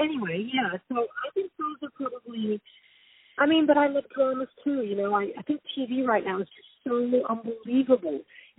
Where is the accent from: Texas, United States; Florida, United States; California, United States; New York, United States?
New York, United States; I mean, I'm a New Yorker, and New York's my town.